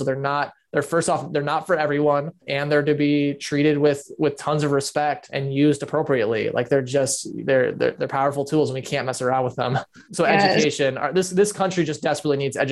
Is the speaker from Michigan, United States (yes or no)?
yes; West Michigan, United States; I grew up in Michigan, where my parents started a mega church